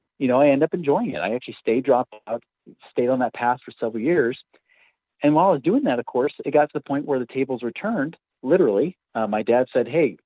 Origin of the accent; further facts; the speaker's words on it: Oregon, United States; I grew up out in Oregon